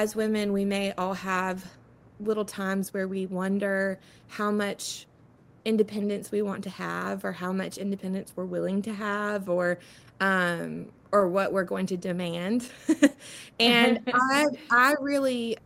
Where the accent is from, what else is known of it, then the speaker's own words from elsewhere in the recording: Florence, South Carolina, United States; I am from Florence, South Carolina. That's where I spent most of my life